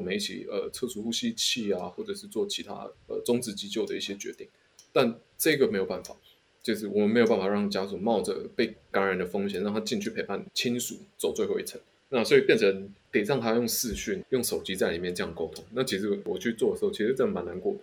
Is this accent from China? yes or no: no; Taiwan; 我们嗯。台湾人没有，没有什么天生抗体这样子